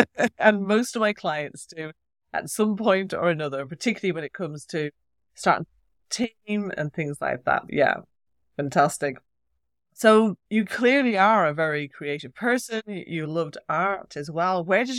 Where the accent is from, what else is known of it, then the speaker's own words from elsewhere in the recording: Ireland; accent: Irish; When I talk to my sister, then my Irish accent gets very strong. When I talk to English people, I think I sound more English.